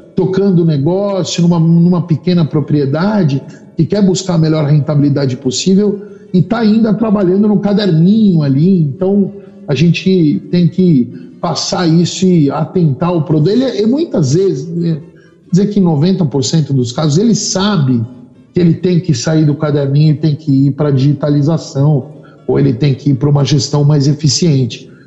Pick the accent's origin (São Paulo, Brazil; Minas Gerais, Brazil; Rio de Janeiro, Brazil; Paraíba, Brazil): São Paulo, Brazil; moved away as an adult; also born or lived in Australia; Sou paulistano da moca